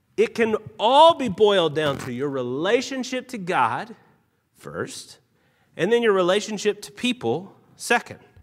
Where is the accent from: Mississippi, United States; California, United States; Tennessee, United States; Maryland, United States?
Tennessee, United States; also born or lived in Utah; now in Salt Lake City, United States; I'm actually from Tennessee